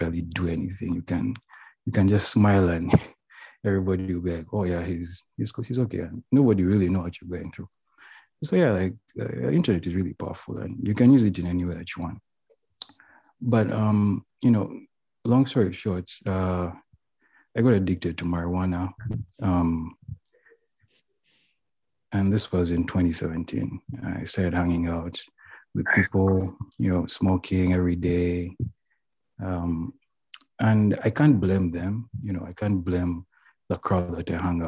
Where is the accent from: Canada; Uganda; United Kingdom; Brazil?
Uganda; moved away as an adult; also born or lived in United States; I'm from Uganda. So yeah, I got a chance to go to the United States of America at the age of 18.